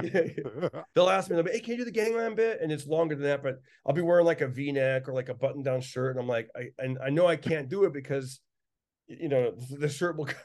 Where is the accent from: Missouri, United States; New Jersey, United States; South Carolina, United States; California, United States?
California, United States; Fresno; growing up in East Fresno